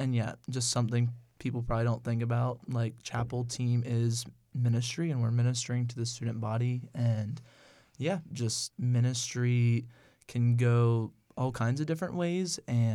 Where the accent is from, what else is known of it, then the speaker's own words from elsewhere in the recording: Martinsburg, Pennsylvania, United States; I am from Martinsburg, Pennsylvania.